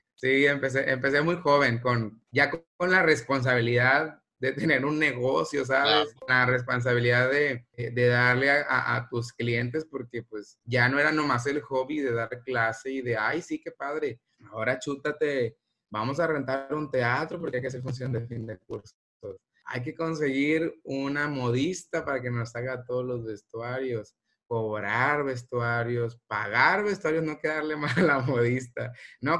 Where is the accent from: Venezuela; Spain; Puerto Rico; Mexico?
Mexico; El Rosario, Sinaloa; Yo nací en el Rosario, Sinaloa, y allá realmente pues no teníamos como una gama de posibilidades eh, artísticas que pudiéramos estudiar